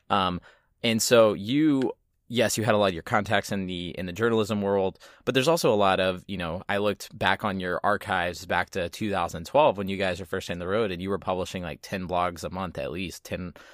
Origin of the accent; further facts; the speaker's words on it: Southeast Texas, United States; I grew up in Southeast Texas